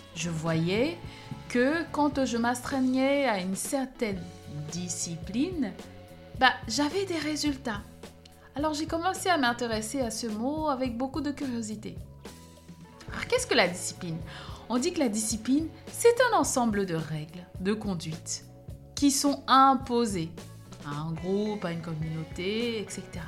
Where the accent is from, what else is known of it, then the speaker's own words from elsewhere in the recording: Cameroon; En grandissant au Cameroun, j'ai été au collège dans une école